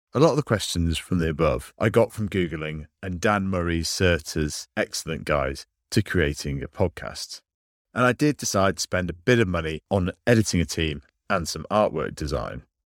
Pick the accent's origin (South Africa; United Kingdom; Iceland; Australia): United Kingdom; I'm British